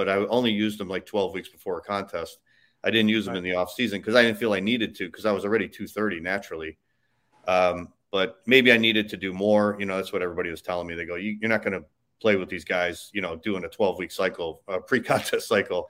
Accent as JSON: {"language": "English", "town": "Chicago", "region": "Illinois", "country": "United States", "tie": "born or raised there", "moved": "as an adult", "lives_now": "Tampa, United States", "said": "I grew up in Chicago. I moved out here about 12 years ago"}